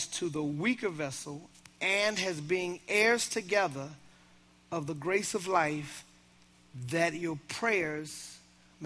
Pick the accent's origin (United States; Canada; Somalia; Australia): United States; Baltimore, Maryland; I'm from Baltimore.